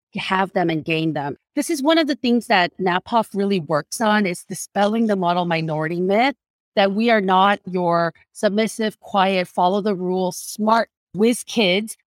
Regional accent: South Korea; now in United States; I was a Korean woman

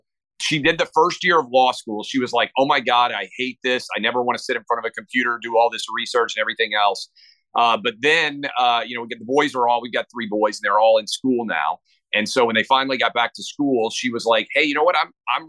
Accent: the South, United States; I grew up in the South, so I grew up around guns.

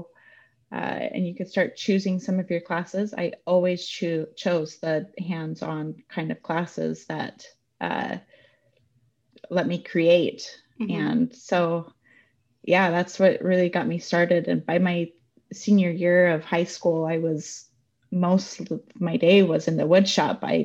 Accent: Utah, United States; I grew up in Utah

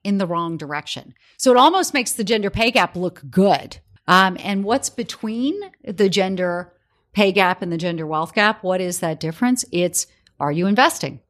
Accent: South Carolina, United States; moved away as an adult; now in New York, United States; I grew up in South Carolina

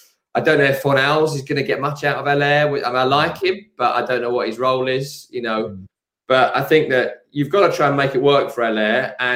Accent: Hornchurch, London, United Kingdom; I'm from Raynham, Hornchurch. I live in Rockford now, so I am the Hornchurch.

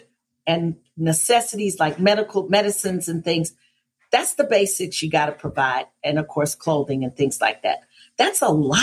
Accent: Detroit, Michigan, United States; now in Atlanta, United States; my hometown was and kind of still is in Detroit

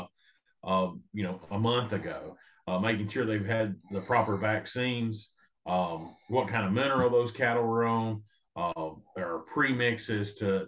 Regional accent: Tennessee, United States; also born or lived in Missouri; now in Kansas, United States; Originally, I grew up in Tennessee.

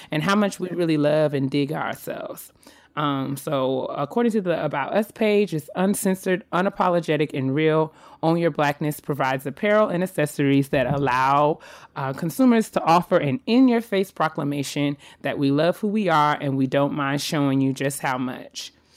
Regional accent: White Plains, New York, United States; now in Silver Spring, United States; That's where I'm born. That's where I was raised

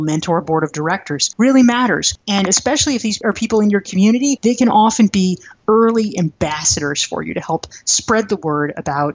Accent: North Carolina, United States; I grew up in North Carolina

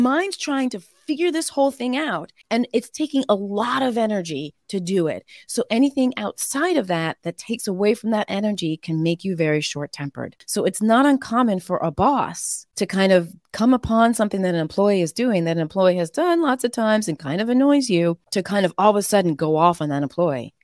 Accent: Connecticut, United States; also born or lived in Boston; Connecticut, from New England

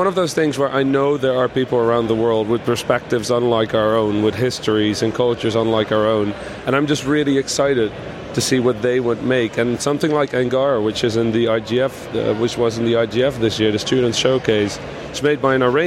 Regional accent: Netherlands; moved away as an adult; I'm half Dutch, half Egyptian, right? So I was born in the Netherlands

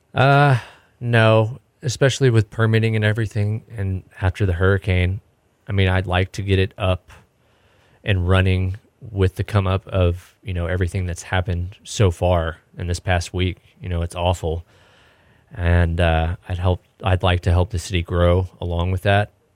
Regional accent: Houston, Texas, United States; moved away; we're from Houston.

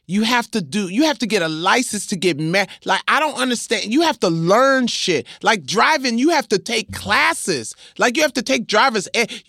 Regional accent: New York, United States; I'm I'm from New York.

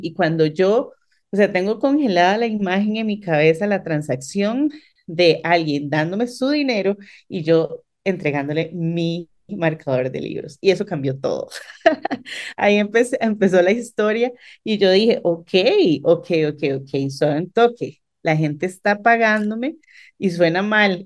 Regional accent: San Pedro, San José, Costa Rica; somos de San Pedro

